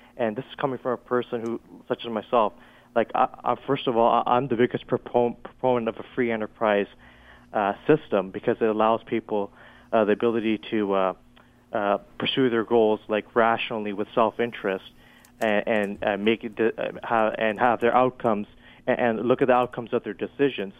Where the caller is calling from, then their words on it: Toronto, Ontario, Canada; I'm calling from Toronto